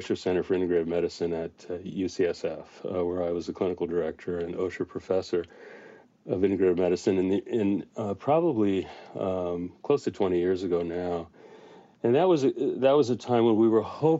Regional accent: Los Angeles, California, United States; I grew up in Los Angeles

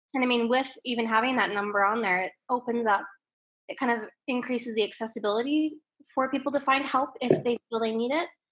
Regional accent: Calgary, Alberta, Canada; now in British Columbia, Canada; I was born in Calgary, Alberta

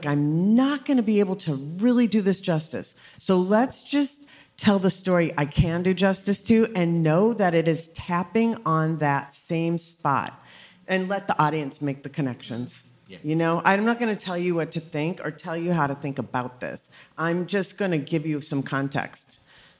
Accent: Minneapolis, Minnesota, United States; now in Los Angeles, United States; I'm born and raised in Minneapolis

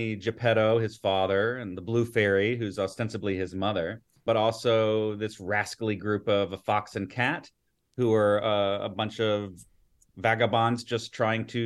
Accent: Atlanta, Georgia, United States; I grew up here in Atlanta

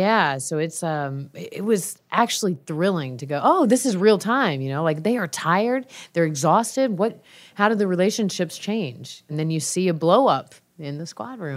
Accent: Georgia, United States; I'm from Georgia

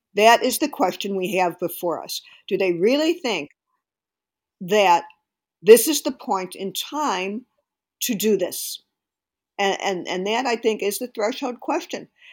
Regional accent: Illinois, United States; my home state of Illinois

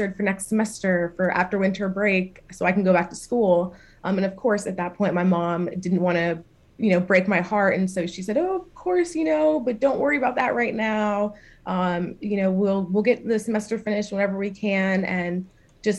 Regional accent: Philadelphia, Pennsylvania, United States; I'm from Philadelphia, Pennsylvania

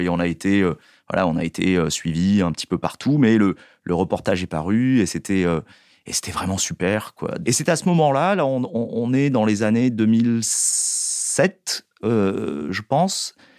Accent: Marseille, Provence-Alpes-Côte d'Azur, France; je suis né à Marseille

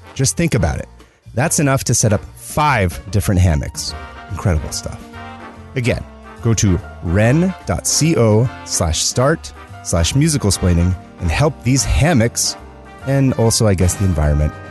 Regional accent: California, United States; As a Californian

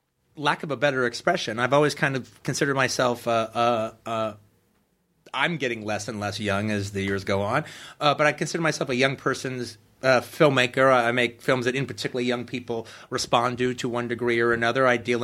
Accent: Los Angeles, California, United States; also born or lived in Tennessee; I was born in Tennessee, but I was raised pretty much in Los Angeles.

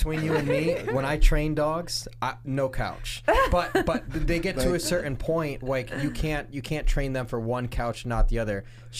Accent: outside of Chicago, Illinois, United States; moved away; also born or lived in Tucson, Arizona; growing up outside of Chicago, the rivalry to me is like the White Sox and the Cubs. And everyone would pick on me because I lived on the north side, but I was I'm a diehard White Sox fan.

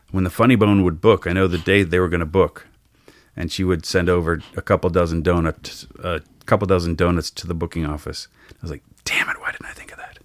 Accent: Cincinnati, Ohio, United States; moved away as an adult; now in Los Angeles, United States; I grew up in Cincinnati, Ohio

